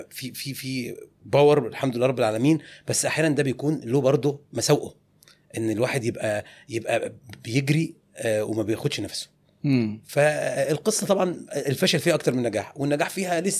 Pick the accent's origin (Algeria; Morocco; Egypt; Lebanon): Egypt; Tanta, Gharbia; also born or lived in 6th of October City / Hurghada; عمري 51 سنه انا من طنطا ومقيم